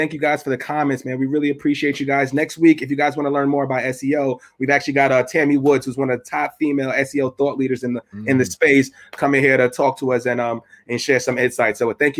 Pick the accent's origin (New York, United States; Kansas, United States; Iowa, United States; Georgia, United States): New York, United States; New York City; from Evander Childs High School in the Bronx.